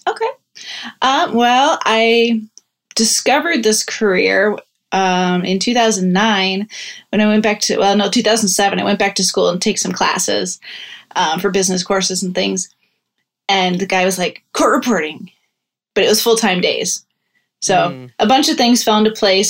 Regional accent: Iowa, United States; now in Pittsburgh, United States; I'm actually from Iowa

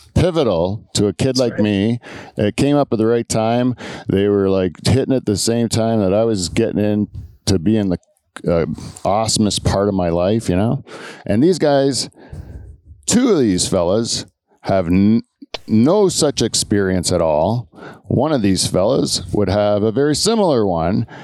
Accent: Ontario, Canada; as a Canadian

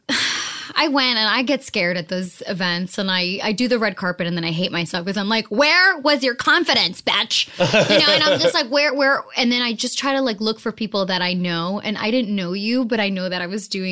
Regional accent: Boston, Massachusetts, United States; also born or lived in New Jersey; I was born in Jersey, but I was raised in Boston, Massachusetts

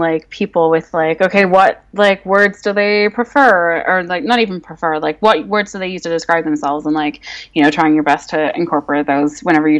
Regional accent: Northern Ireland, United Kingdom; also born or lived in England; now in Vancouver, Canada; I grew up in Northern Ireland. I lived in England for 7 years, and then I've lived in Vancouver, Canada for 4 years now.

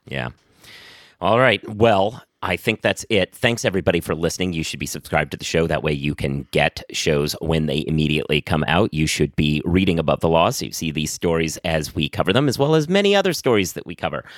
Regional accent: New York City, New York, United States; as a New Yorker

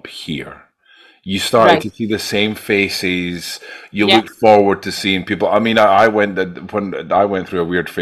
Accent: Scotland, United Kingdom; also born or lived in London; as soon as we leave Scotland, that it's just like, yeah, we're Scottish.

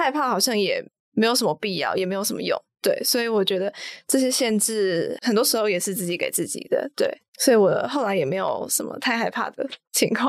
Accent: Taipei, Taiwan; moved away as an adult; now in Hsinchu, Taiwan; 我是台北人，我的高中就读的是大直高中

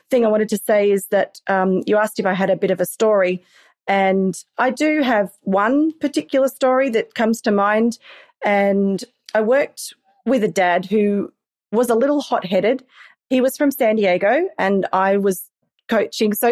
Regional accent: Australia; accent: Australian; I think I sound very very Australian, but to somebody who hasn't really heard the uh, accent, then it may sound English.

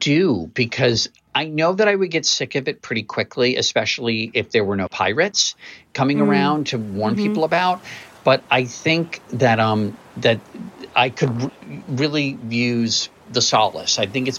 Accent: Maryland, United States; Okay, I'm from Maryland

